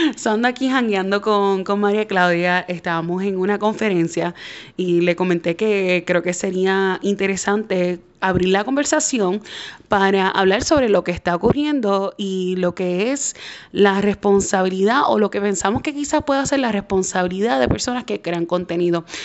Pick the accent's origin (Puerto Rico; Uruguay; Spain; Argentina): Puerto Rico; yo soy puertorriqueña